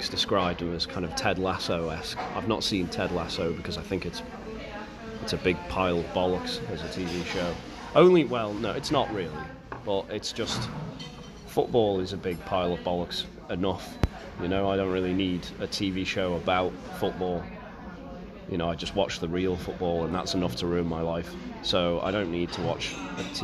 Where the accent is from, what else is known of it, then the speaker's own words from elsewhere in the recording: Isle of Man; from the Isle of Man